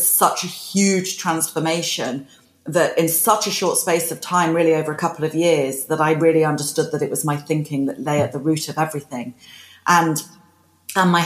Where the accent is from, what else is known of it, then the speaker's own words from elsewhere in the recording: United Kingdom; being British